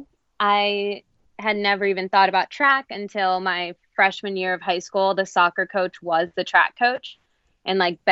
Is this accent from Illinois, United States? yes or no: no; New Jersey, United States; moved away as an adult; also born or lived in North Carolina / New England; I grew up in New Jersey, was there my whole first 18 years alive, move, same house, that whole thing.